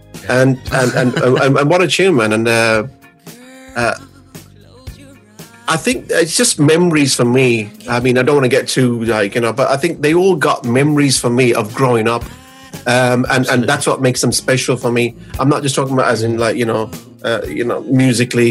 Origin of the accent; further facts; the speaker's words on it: Birmingham, West Midlands, United Kingdom; growing up in Birmingham, obviously growing up in a very sort of multicultural sort of area